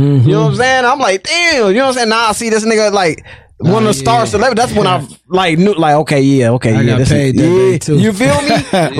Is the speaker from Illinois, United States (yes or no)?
yes; Rockford, Illinois, United States; I'm from the West Side.